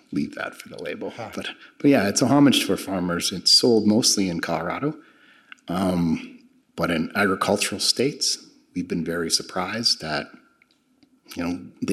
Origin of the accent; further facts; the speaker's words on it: Canada; moved away; I'm originally from Canada